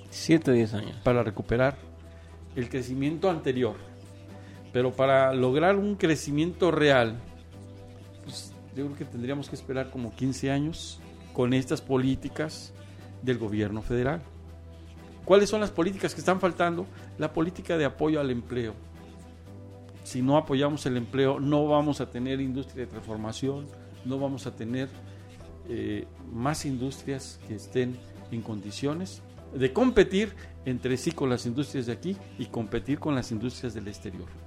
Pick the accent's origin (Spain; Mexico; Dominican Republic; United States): Mexico; El, este escenario es para demostrar que somos muy inteligentes, que somos mexicanos y que efectivamente tenemos políticas de apoyo para transformar este país